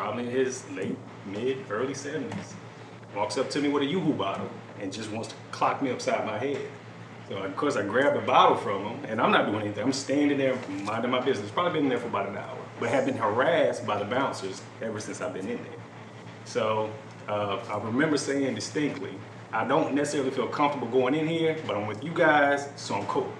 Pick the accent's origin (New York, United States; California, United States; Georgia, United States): Georgia, United States; Douglas; I'm from Georgia. I'm a southeast rural country black guy